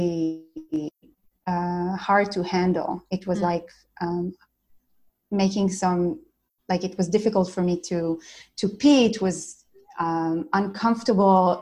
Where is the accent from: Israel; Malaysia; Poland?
Israel; I'm from Israel.